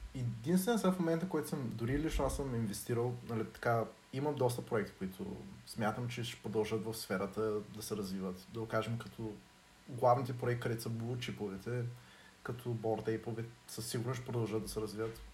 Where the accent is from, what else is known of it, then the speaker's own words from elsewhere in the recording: Dobrich, Dobrich Province, Bulgaria; и двамата сме от Добрич